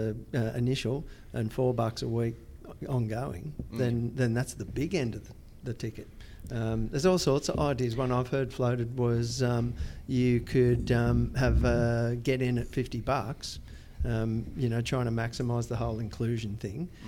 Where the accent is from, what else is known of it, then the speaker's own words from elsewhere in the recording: Central Coast, New South Wales, Australia; I'm a 52-year Central Coast veteran